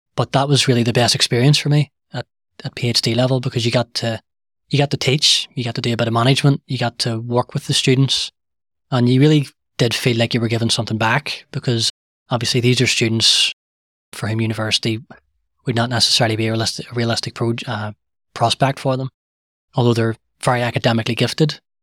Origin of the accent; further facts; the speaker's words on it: Belfast, Northern Ireland, United Kingdom; I was born and, and raised in the Shingle